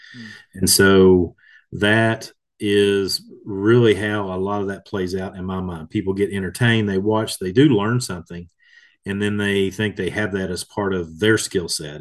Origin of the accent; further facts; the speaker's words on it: Kentucky, United States; here in my home state of Kentucky